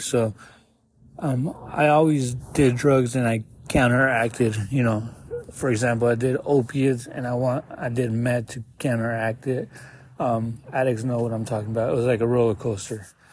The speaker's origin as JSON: {"language": "English", "town": "Tucson", "region": "Arizona", "country": "United States", "said": "I'm from Tucson, 36 years old"}